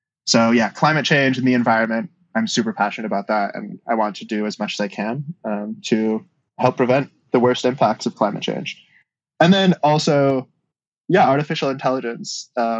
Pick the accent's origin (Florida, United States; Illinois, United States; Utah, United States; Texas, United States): Utah, United States; moved away; I grew up in Utah